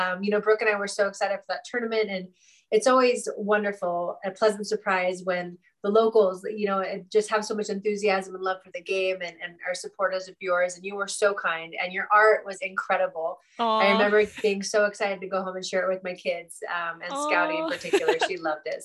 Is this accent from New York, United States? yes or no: no; Santa Cruz, California, United States; I grew up near Santa Cruz, and which is a beach town in California